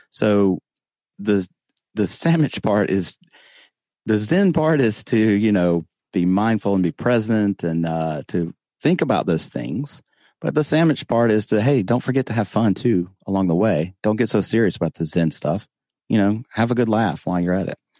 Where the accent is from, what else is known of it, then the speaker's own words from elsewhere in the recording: the South, United States; accent: Southern; I'm from the South. I try not to talk like this, but, you know, I, I do have a Southern accent